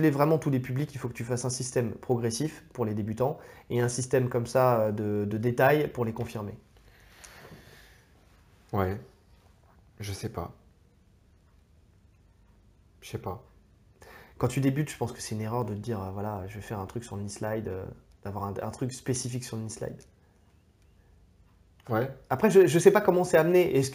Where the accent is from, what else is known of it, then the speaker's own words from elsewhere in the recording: France; on est français